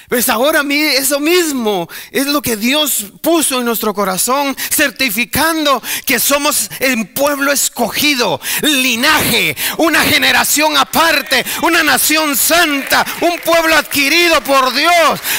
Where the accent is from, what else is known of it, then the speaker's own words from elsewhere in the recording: El Salvador; nosotros somos los de las pupusas. Nosotros somos los de la cumbia. O sea, ese uh, es, yo soy salvadoreño.